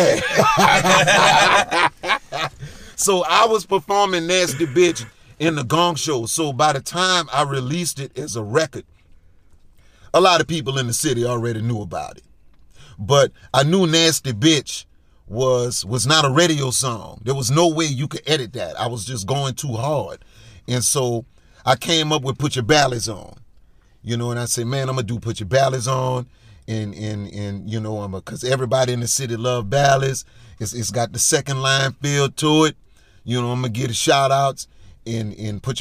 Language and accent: English; Marrero, Louisiana, United States; moved away as an adult; now in Texas, United States; I'm from the West Bank side of New Orleans. You know, I'm from Marrero. You know, I live in Texas right now, but you know, that's why I came of age. That's my stomping ground